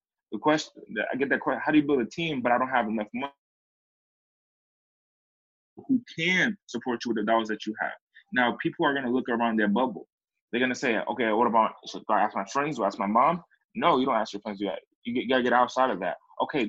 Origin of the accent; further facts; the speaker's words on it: East Coast, United States; now in California, United States; I came from California. I mean, I came from the East Coast, had a bunch of success, and then I dipped down in my trajectory.